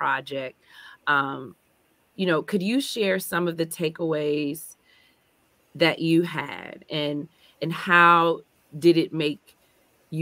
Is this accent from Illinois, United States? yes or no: yes; Chicago, Illinois, United States; as a Chicagoan